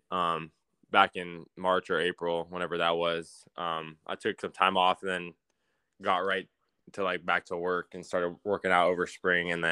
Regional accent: Fresno, California, United States; And growing up in Fresno

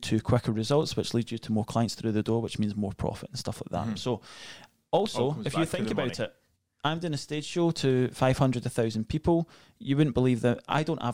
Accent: Scotland, United Kingdom; accent: Scottish; I'm Scottish

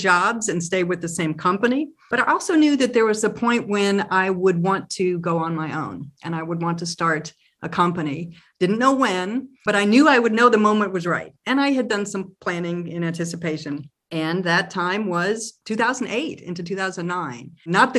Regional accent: Tulsa, Oklahoma, United States; moved away as an adult; also born or lived in Massachusetts; I was born and raised in Tulsa

